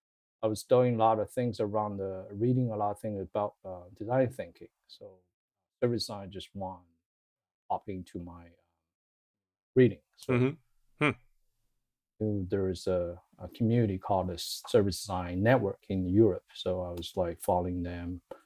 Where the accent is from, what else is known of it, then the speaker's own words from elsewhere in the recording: China; moved away as an adult; now in United States; So my background is, I came from China. I moved to the US about 9 years ago.